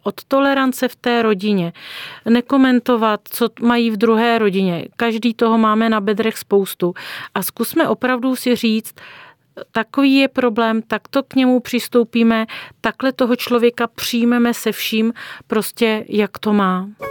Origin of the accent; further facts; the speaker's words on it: Czechia; Jako Češi